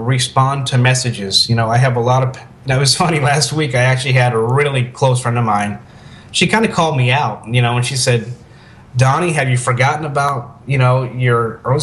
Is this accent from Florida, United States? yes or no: yes; Tampa, Florida, United States; early days of being here in Tampa, growing up in Tampa